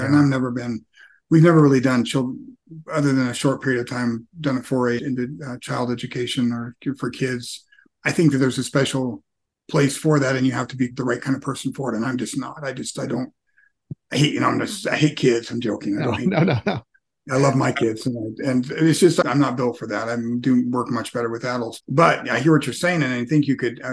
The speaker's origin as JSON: {"language": "English", "country": "United States", "tie": "born or raised there", "said": "growing up as American in a first world environment"}